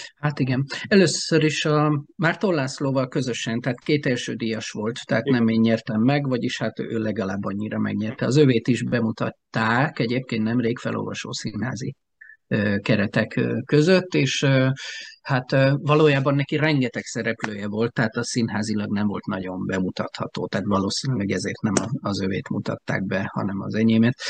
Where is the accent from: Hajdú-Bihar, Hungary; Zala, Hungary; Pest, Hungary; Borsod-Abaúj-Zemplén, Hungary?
Zala, Hungary; Alsópáhok; now in Keszthely, Hungary; én mellette alsópáokon nőttem fel